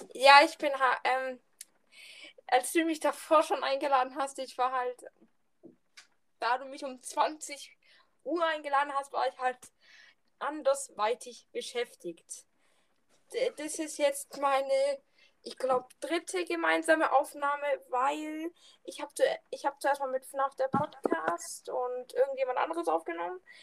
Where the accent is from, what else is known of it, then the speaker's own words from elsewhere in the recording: Southern Germany, Germany; ich komme aus dem südlichen Teil von Deutschland.